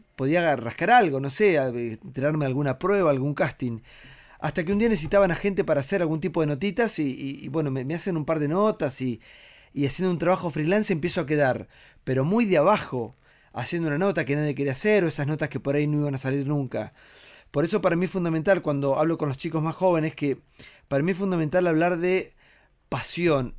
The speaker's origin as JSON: {"language": "Spanish", "area": "Tres Arroyos", "region": "Buenos Aires Province", "country": "Argentina", "tie": "born or raised there", "moved": "yes", "said": "yo vivía en un pueblo muy chiquito, que es mi pueblo, Tres a Vos"}